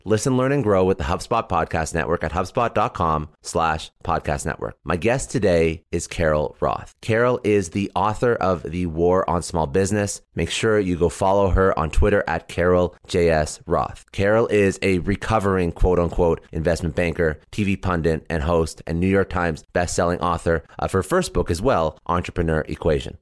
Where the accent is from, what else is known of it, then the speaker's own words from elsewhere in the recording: Canada; I'm actually Canadian